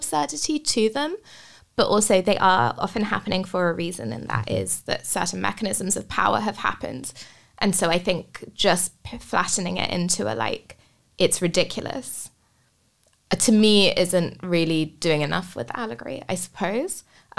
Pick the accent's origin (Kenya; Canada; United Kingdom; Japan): United Kingdom; England; growing up in England as a kid, like, during the 90s